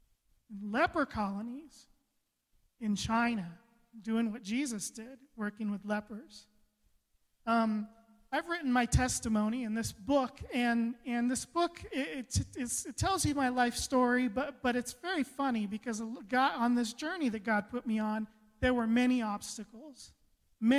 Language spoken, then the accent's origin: English; Costa Rica; born there; I was an abandoned child. I was born in Costa Rica. I was supposed to die.